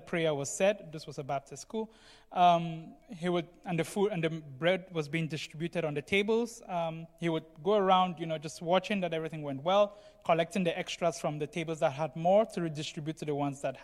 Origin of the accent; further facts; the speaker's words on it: Cameroon; moved away; I come from Cameroon, as most of you know, and I went through a boarding school there for several years